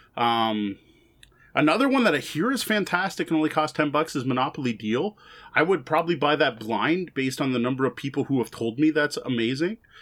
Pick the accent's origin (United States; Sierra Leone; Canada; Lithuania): Canada; also born or lived in Windsor; we are both Canadian